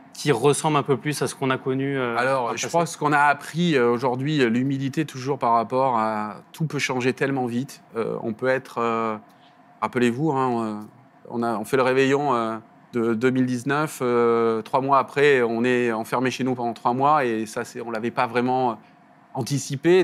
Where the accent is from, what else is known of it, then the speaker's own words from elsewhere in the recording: the South, southern France, France; accent: petit accent du Sud; On l'entend à mon accent, je regarde un petit accent du Sud